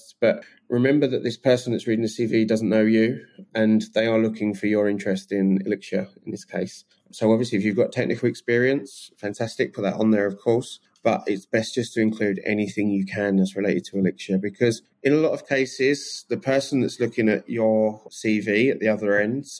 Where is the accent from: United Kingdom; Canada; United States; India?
United Kingdom; England; I'm so English.